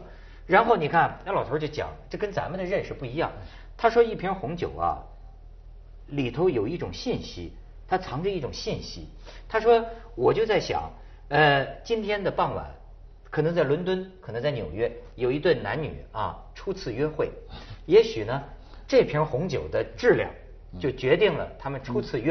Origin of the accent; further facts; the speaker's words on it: Shijiazhuang, Hebei, China; moved away; 我最近回石家庄， 我发现我们河北也有新的自豪啊。